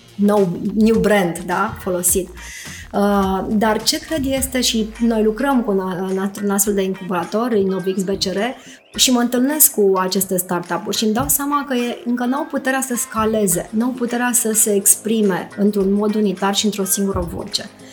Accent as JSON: {"language": "Romanian", "region": "Bucharest", "country": "Romania", "said": "sunt bucureștean"}